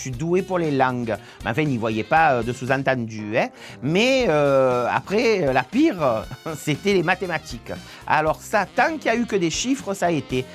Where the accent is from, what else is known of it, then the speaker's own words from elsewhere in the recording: Marseille, Provence-Alpes-Côte d'Azur, France; on est de Marseille, pareil, tous les deux